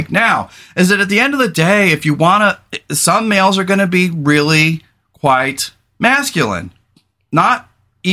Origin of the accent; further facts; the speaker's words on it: California, United States; moved away as an adult; now in Portland, United States; I come from California, former veteran